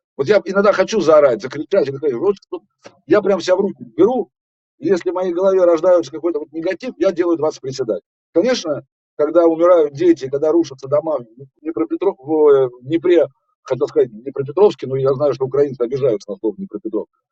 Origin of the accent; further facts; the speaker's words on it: Russia; я русский артист